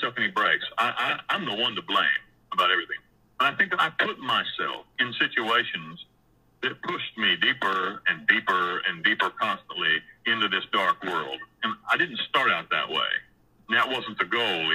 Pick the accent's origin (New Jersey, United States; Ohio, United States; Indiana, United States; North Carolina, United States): North Carolina, United States; near Asheville, Western; moved away as an adult; also born or lived in Costa Rica / Panama; I grew up in Western North Carolina, just outside of the provincial capital of all of Western North Carolina. It's a little town called Asheville.